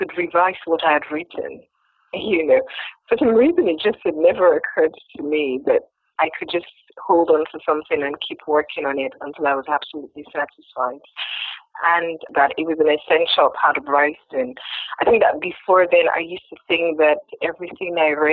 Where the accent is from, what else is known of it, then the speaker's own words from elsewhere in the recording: Nigeria; I was from Nigeria